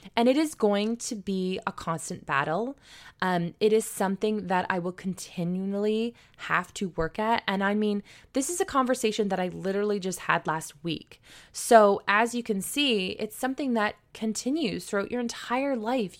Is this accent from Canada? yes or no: yes; St. Marys, Ontario, Canada; born or raised there